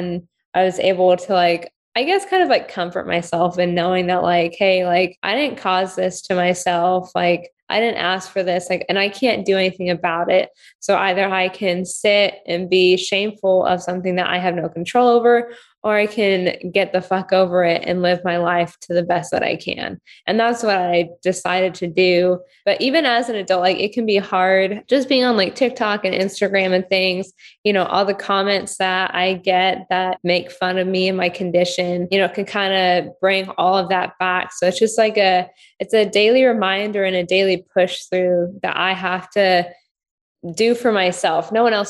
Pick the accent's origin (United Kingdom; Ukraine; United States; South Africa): Ukraine; born there; So when I was born in Ukraine.